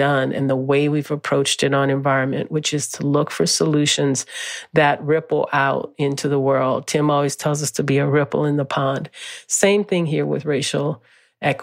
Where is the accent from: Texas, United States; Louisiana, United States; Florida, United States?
Louisiana, United States; New Orleans; moved away; since I was a little girl growing up in New Orleans